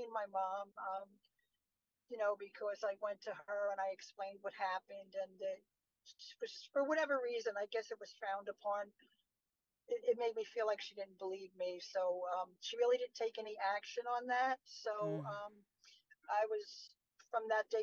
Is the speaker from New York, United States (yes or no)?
yes; New York City, New York, United States; moved away as an adult; now in Shirley, United States; I was born in Brooklyn, New York. So, from a city called Bay Ridge